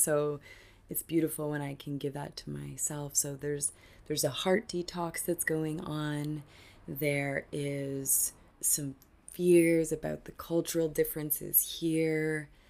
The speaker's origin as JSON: {"language": "English", "country": "Canada", "moved": "yes", "lives_now": "Argentina", "said": "I'm Canadian"}